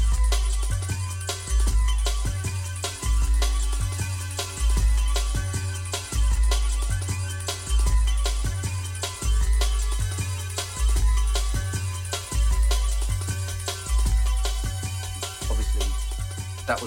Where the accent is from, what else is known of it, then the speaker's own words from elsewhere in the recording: Luton, East of England, United Kingdom; So I'm from Luton originally